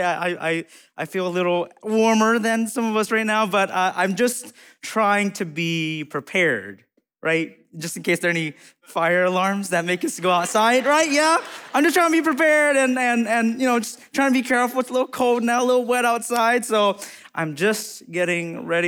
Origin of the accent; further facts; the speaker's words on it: United States; I'm Hmong American